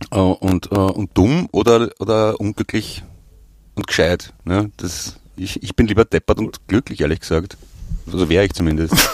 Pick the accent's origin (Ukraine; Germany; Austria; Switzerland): Austria; und das ist gemein, weil ich bin selber Österreicher